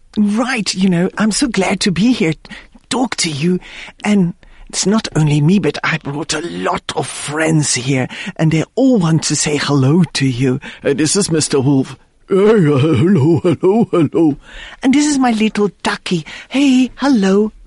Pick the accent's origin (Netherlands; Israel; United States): Netherlands; moved away; I was born in the Netherlands